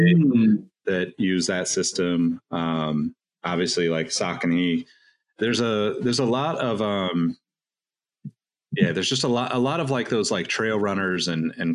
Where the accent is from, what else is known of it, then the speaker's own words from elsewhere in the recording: Sacramento, California, United States; We're both from Sacramento